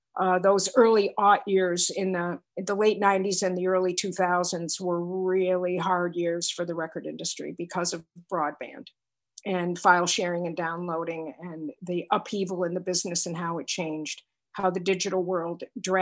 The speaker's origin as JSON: {"language": "English", "town": "Binghamton", "region": "New York", "country": "United States", "tie": "born or raised there", "said": "And I was going to college in my hometown, Binghamton, New York."}